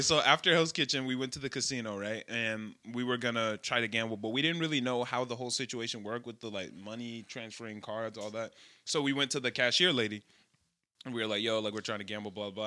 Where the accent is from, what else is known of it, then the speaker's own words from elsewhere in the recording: Chicago, Illinois, United States; I'm from Chicago